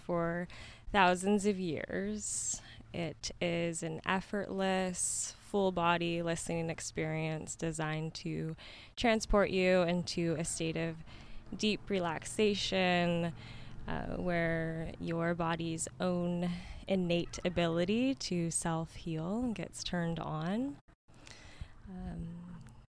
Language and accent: English; Yuma, Arizona, United States; I was born and raised in Yuma. I moved away for a little bit of time and made my way back here around 2020